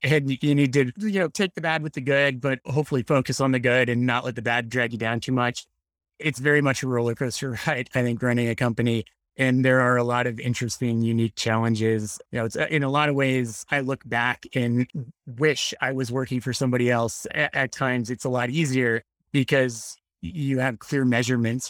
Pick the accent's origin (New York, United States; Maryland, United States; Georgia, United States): Maryland, United States; Annapolis; I grew up in Annapolis, Maryland